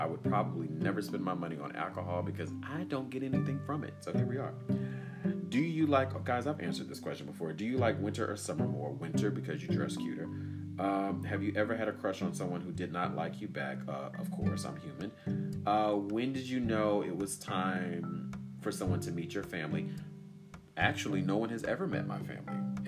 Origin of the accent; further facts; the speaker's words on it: Durham, North Carolina, United States; you guys know I'm from Bull City. I'm from Durham, North Carolina.